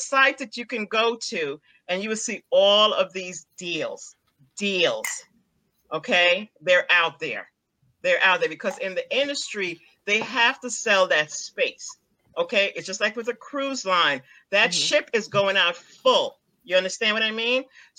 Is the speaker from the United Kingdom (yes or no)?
no; Guyana; For example, I'm from Guyana. Okay. What's going on in Guyana now?